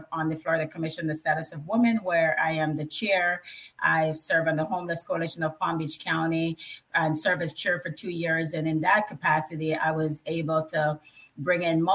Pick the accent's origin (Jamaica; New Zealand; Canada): Jamaica; now in United States; I grew up in Jamaica.